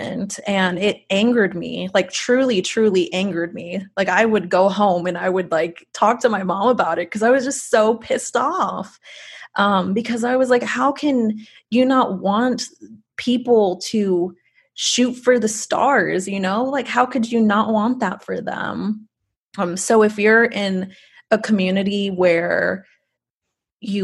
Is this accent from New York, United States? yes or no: no; Rio Grande Valley, Texas, United States; growing up in the Rio Grande Valley